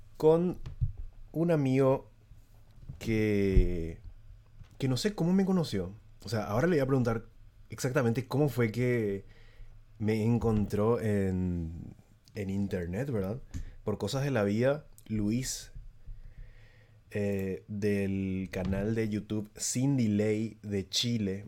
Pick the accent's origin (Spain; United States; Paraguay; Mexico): Paraguay; San Lorenzo, Central; yo no soy lo de Asunción, de hecho, yo soy de San Lorenzo, que es una, ciudad que está un poco alejada de, Asunción